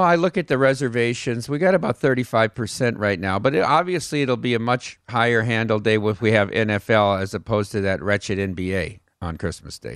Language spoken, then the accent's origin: English; Iowa, United States; growing up in Iowa